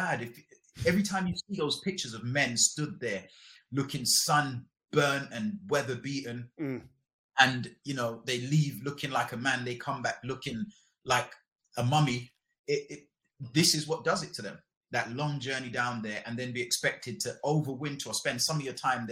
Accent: London, United Kingdom; also born or lived in Jamaica; I moved to London to live with my mom.

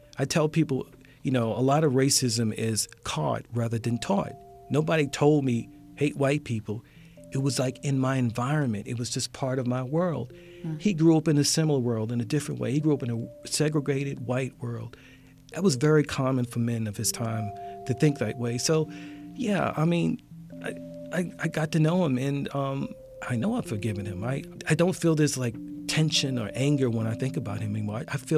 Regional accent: Baltimore, Maryland, United States; I come from West Baltimore

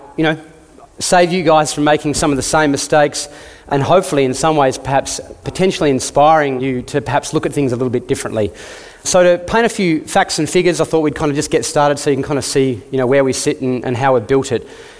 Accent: Tasmania, Australia; moved away as an adult; I grew up in Tassie on farm. Like a lot of Tasmanians, I turned 18, finished school and got the hell out of there

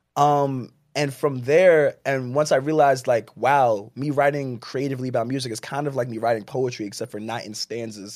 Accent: Jersey City, New Jersey, United States; born or raised there; also born or lived in Plainfield, New Jersey

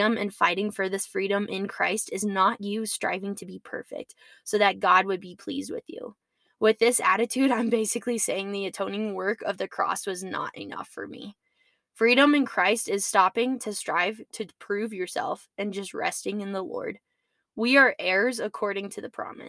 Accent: United States; as American citizens

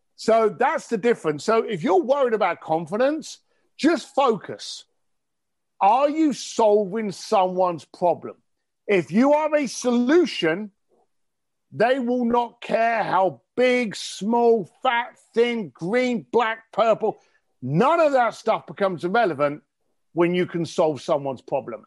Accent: London, United Kingdom; I'm an Irish, I'm an Irish guy from East London

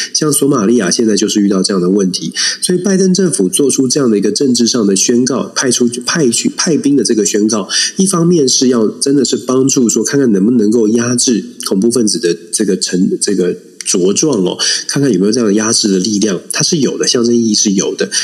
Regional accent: Taiwan; 我们台湾真的可以团结起来

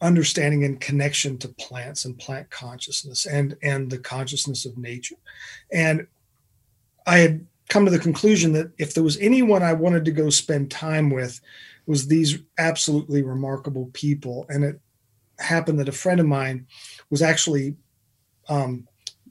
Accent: Asheville, North Carolina, United States

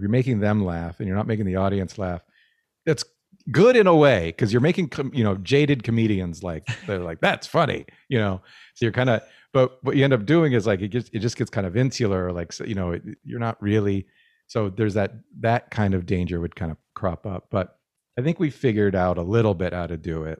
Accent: Albuquerque, New Mexico, United States; now in Canada; I grew up in New Mexico

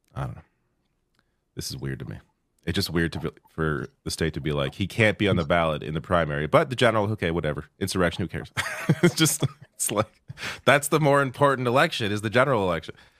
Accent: Canada; I'm Canadian

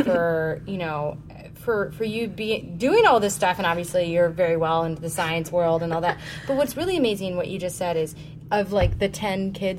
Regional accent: Detroit, Michigan, United States; moved away; And I'm from Detroit originally.

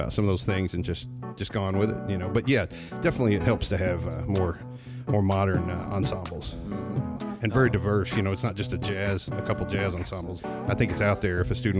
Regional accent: Kentucky, United States; also born or lived in Illinois / Chicago; No, I grew up in Kentucky at different times in my life. I've lived in Hazard. I've lived in Leslie County. I lived in London.

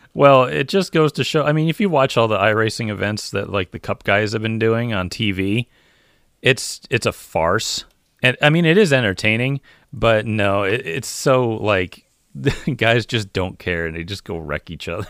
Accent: United States; I'm an American and I race NASCAR

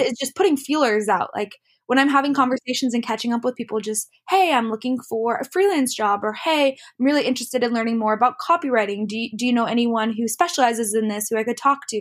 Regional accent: Lake Tapps, Washington, United States; moved away as an adult; also born or lived in Los Angeles, California; I grew up in Lake Taps, which is just a little town south of Seattle

